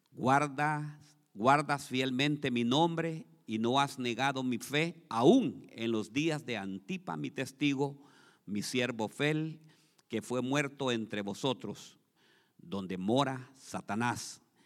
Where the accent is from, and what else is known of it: Honduras; now in Columbus, United States